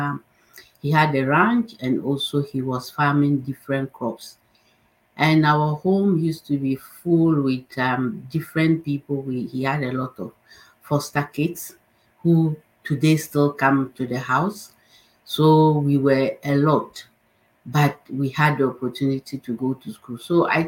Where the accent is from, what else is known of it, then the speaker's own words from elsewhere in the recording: northern Ghana, Ghana; I grew up in the northern part of Ghana